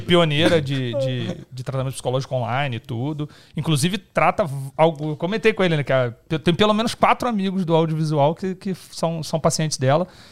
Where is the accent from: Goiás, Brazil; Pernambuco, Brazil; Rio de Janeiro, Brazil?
Rio de Janeiro, Brazil; now in São Paulo, Brazil; Eu sou carioca